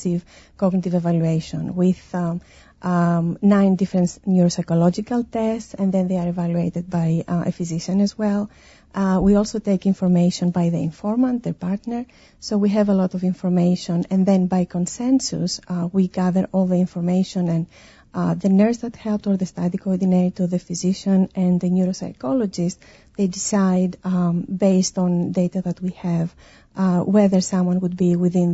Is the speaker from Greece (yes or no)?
yes; Greece; moved away; I come from Greece.